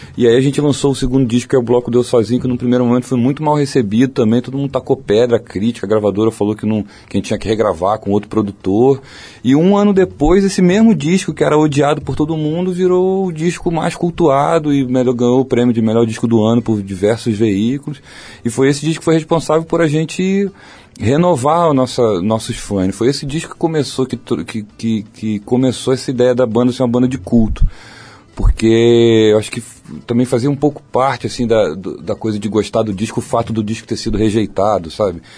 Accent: Rio de Janeiro, Brazil; also born or lived in Barra da Tijuca, Rio de Janeiro; eu sou de Jacarepaguá, que é um lugar pequeno no Rio, de uma rua pequena de Jacarepaguá fechada. Cresci assim até os 15 anos eu estudei na mesma escola

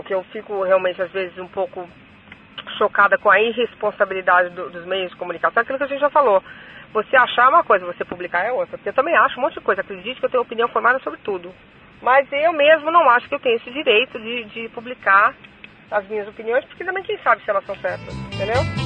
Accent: Brazil; moved away; eu sou brasileira, todo mundo fala português

